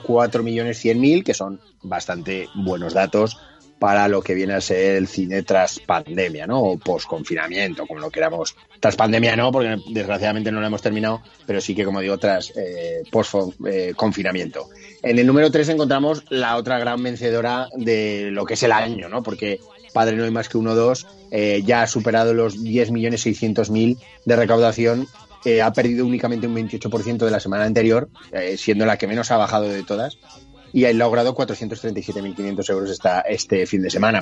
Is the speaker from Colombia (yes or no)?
no; Zaragoza, Aragon, Spain; los que vivimos o somos de Zaragoza